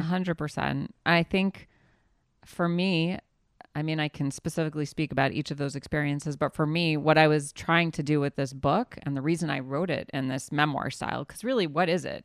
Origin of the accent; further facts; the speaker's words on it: New Orleans, Louisiana, United States; now in Israel; I grew up in the South, in New Orleans, Louisiana